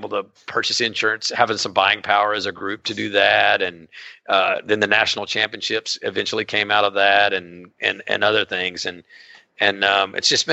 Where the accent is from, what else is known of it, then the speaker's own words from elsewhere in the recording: College Station, Texas, United States; I'm from College Station, Texas, Texas A&M.